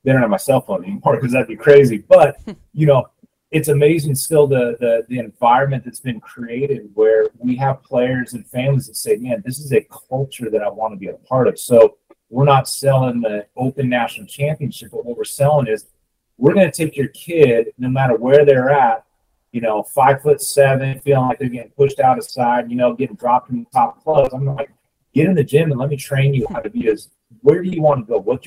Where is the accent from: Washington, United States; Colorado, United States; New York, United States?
Washington, United States; Seattle; also born or lived in Santa Barbara; now in Houston, United States; I'm originally from Seattle.